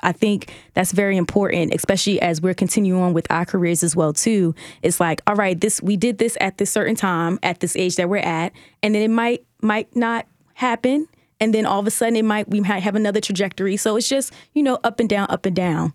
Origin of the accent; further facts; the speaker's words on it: Baltimore, Maryland, United States; I'm also from Baltimore, too